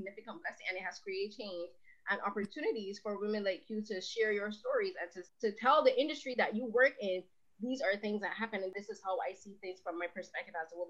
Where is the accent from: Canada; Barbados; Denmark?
Barbados; I'm from Barbados